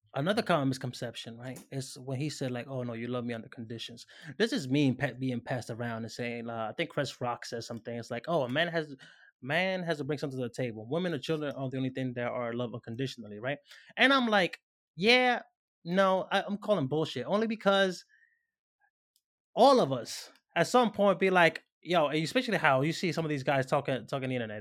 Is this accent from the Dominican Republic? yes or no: yes; Dominican Republic; moved away; I'm Dominican. You know what I'm saying? I grew up in the Dominican Republic